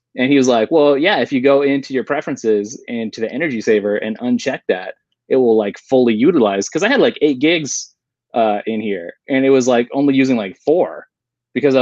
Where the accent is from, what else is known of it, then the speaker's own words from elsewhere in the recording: Colorado, United States; now in Midwest, United States; I grew up in Colorado